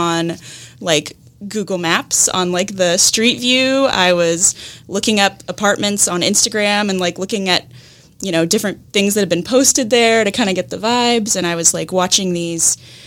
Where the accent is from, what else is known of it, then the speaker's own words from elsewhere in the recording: Seattle, Washington, United States; moved away as an adult; now in Jacksonville, United States; I'm from Seattle. So we moved from Seattle to here.